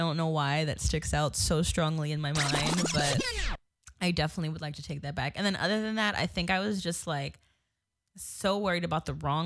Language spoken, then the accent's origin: English; New Jersey, United States; moved away; I grew up in New Jersey my whole life